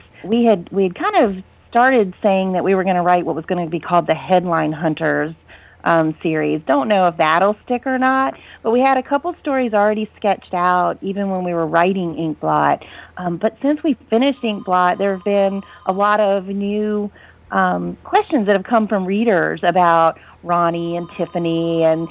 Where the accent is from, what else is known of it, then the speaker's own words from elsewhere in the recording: Virginia Beach, Virginia, United States; I was born and raised in Virginia Beach, but my husband and I live in a small town out here in Virginia